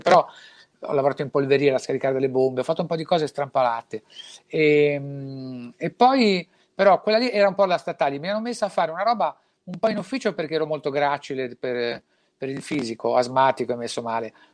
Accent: La Spezia, Liguria, Italy; vengo da Spezia, una città così triste, che l'unica cosa aperta è il bancomat

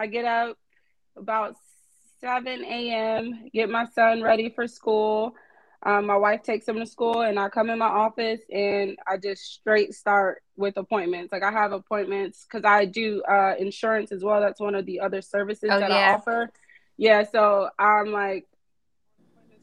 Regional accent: New Jersey, United States; moved away as an adult; now in Atlanta, United States; I am from New Jersey. I moved to Atlanta about 8-9 years ago.

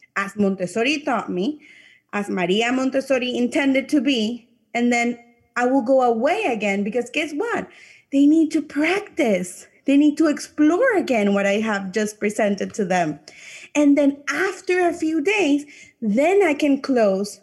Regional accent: Panama; first language English; I'm from a Latin country, I'm from Panama

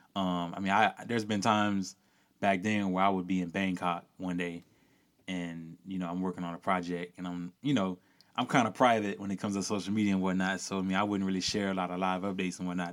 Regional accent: rural Louisiana, United States; growing up in rural Louisiana, you know, where I'm from

